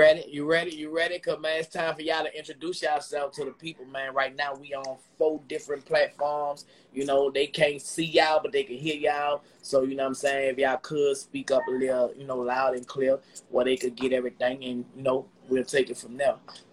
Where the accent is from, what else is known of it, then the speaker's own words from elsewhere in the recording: Chesapeake, Virginia, United States; I'm from Chesapeake.